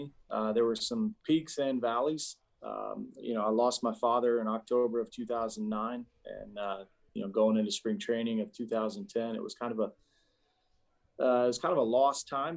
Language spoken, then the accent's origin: English; Atlanta, Georgia, United States; moved away; Atlanta, my hometown team that I grew up watching